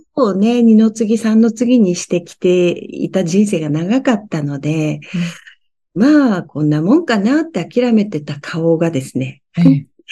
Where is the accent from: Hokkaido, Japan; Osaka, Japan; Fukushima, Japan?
Fukushima, Japan; 私、福島の出身なんですね。